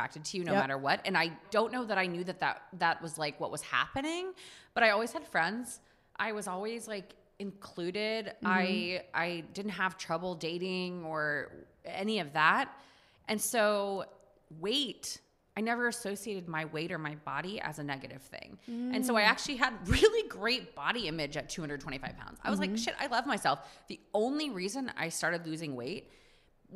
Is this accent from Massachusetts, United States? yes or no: no; Texas, United States; now in New York City, United States; I grew up on the Mexican border. Like, I grew up, like, primarily in a Mexican culture